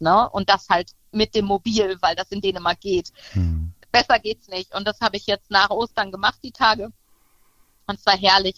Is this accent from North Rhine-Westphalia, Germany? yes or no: yes; Münsterland, North Rhine-Westphalia, Germany; ich komme aus dem Münsterland